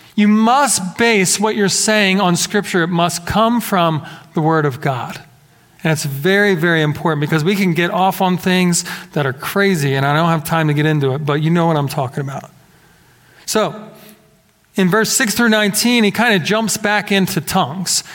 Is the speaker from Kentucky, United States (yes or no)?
no; Philadelphia, Pennsylvania, United States; growing up in the Philadelphia area